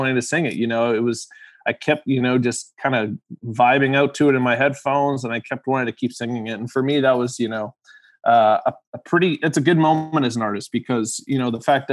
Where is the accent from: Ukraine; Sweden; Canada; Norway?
Canada; Winnipeg, Manitoba; we were in my hometown, obviously, Winnipeg.